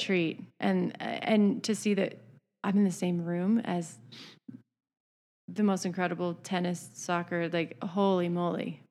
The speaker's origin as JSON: {"language": "English", "region": "Idaho", "country": "United States", "tie": "born or raised there", "said": "growing up in Idaho"}